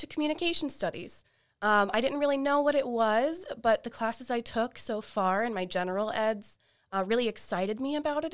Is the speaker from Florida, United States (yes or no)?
yes; Fort Walton Beach, Florida, United States; also born or lived in Tampa, Florida; I am originally from Florida, uh, the Panhandle of Florida in Fort Walton Beach, a small, smallish beach town.